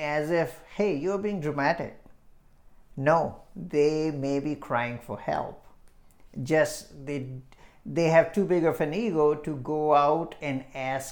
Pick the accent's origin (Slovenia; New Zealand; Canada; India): India; now in Illinois, United States; When I was growing up in India